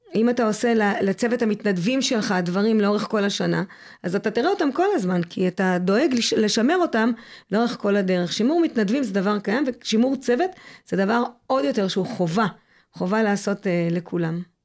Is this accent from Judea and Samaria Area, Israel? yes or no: no; Mitzpe Ramon, Southern District, Israel; זה מקום שבחרתי לחיות בו. גדלתי בו, עזבתי, וחזרתי מבחירה שלי